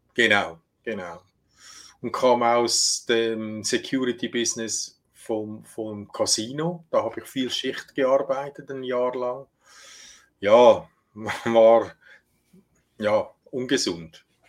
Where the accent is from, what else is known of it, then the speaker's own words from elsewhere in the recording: Switzerland; bei uns in der Schweiz